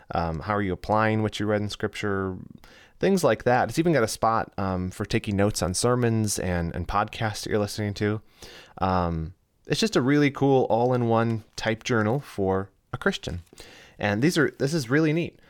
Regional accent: United States; I'm an American

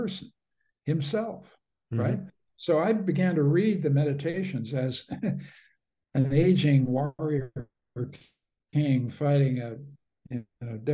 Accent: Canada; I'm a Canadian.

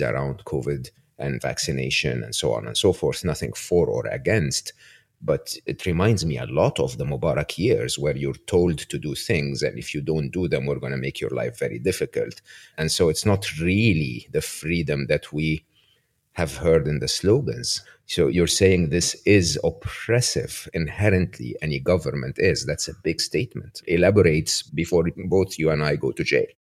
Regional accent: Egypt; moved away; I grew up in Egypt

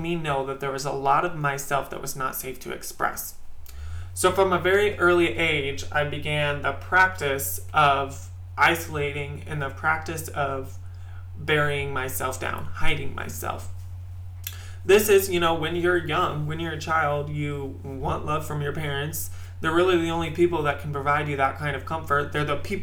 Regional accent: Midwest, United States; I grew up in the Midwest in a very religious household.

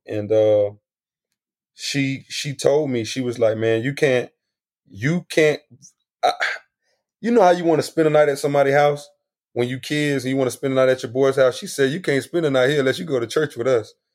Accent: South Florida, United States; I was exposed to a lot of a lot of different things growing up in South Florida

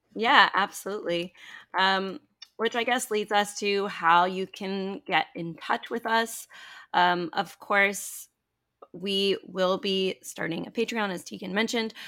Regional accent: Toronto, Ontario, Canada; I grew up in Toronto, Canada, and, um, I am still living here

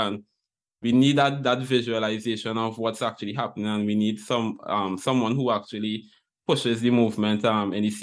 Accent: Trinidad & Tobago; moved away; my home country

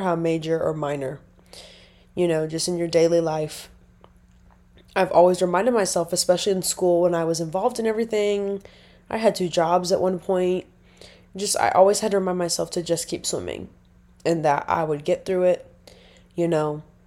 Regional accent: Nebraska, United States; moved away; I'm originally from Nebraska

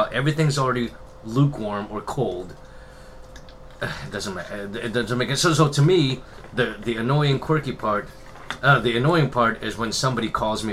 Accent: Philippines; me being Filipino

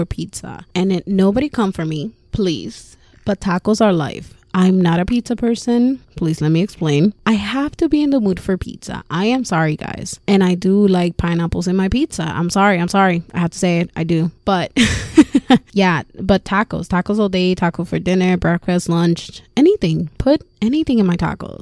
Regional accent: Puerto Rico; also born or lived in Florida, United States; now in Massachusetts, United States; I was born and raised in Puerto Rico, so I'm an island girl

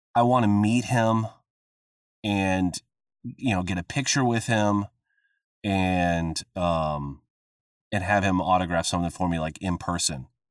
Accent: Midwest, United States; I grew up in the Midwest

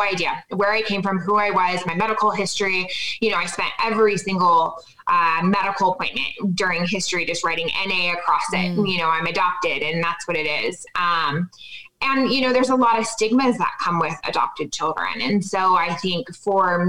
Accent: Southern California, United States; now in Colorado, United States; I grew up in Southern California.

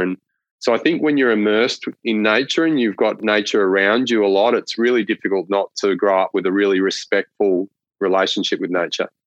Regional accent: northwest Victoria, Australia; growing up in northwest Victoria

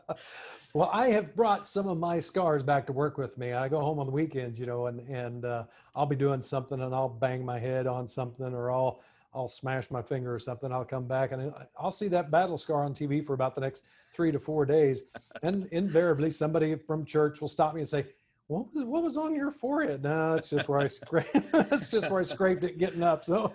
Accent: Montezuma, Kansas, United States; now in Nashville, United States; my hometown of Montezuma, Kansas

